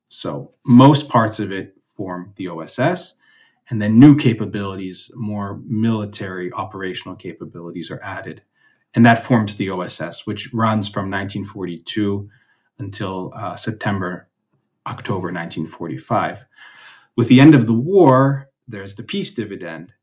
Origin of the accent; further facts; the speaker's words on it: United States; moved away as an adult; now in Austria; an American myself living who had lived in Austria